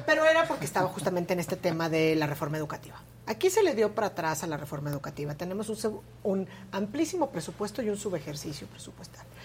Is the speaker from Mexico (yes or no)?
yes; Mexico; como mexicanas y mexicanos